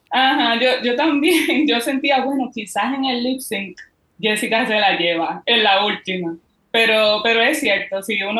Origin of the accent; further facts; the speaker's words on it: Puerto Rico; Pero pues, somos boricua. Somos boricua.